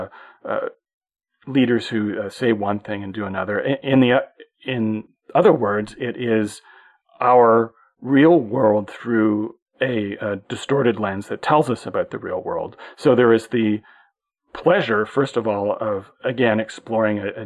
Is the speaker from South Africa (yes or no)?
no; Canada; as a Canadian